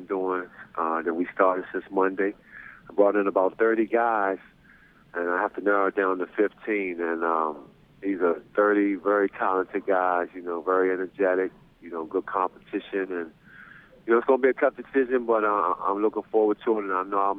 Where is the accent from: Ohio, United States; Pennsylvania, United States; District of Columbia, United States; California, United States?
District of Columbia, United States; Washington; I was the head coach for the Maryland Nighthawks, a semi-pro team that's in my hometown, not too far in Washington, D.C.